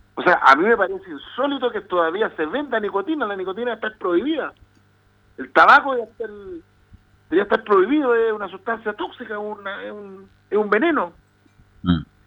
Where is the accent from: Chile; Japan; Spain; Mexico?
Chile; los adolescentes chilenos somos